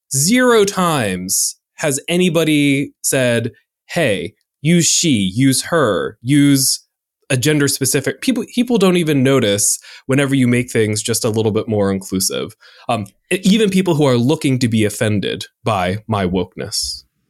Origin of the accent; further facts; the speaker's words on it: North Carolina, United States; I am from North Carolina, where y'all is constantly